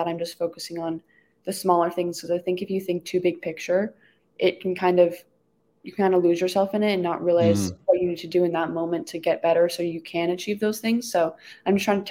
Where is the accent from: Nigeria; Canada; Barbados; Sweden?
Canada; I'm Canadian